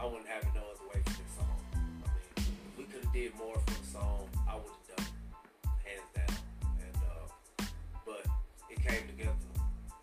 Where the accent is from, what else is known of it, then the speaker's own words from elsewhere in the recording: Lubbock, Texas, United States; If I didn't tell you I was from Lubbock, Texas, you wouldn't know I was from Texas